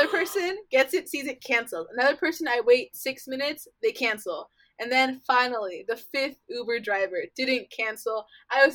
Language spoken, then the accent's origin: English; Fort Lauderdale, Florida, United States; I'm from Florida, and I haven't like left my house really in Florida for like a long time